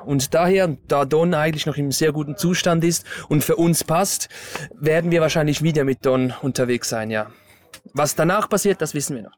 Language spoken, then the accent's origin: German; Stäfa, Zurich, Switzerland